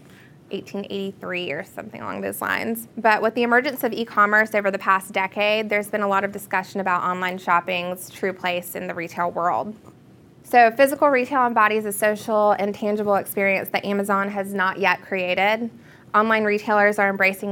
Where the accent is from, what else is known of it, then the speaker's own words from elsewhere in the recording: Augusta, Georgia, United States; My hometown is Augusta, Georgia, which is relatively small